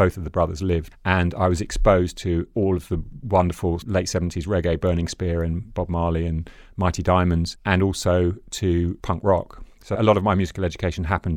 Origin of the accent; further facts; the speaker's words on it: London, United Kingdom; In Stockwell. I grew up in Stockwell, which is a short walk from Brixton